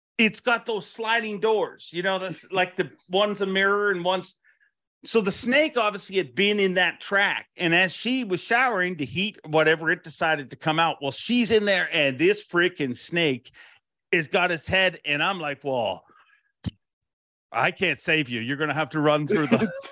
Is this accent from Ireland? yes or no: yes; Ireland; moved away; I was born in Ireland